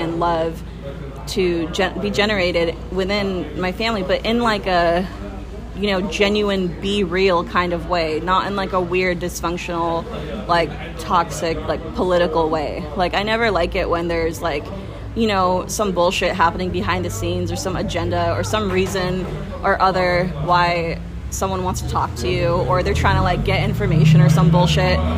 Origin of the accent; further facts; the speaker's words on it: Folsom, California, United States; the town that I grew up in in Folsom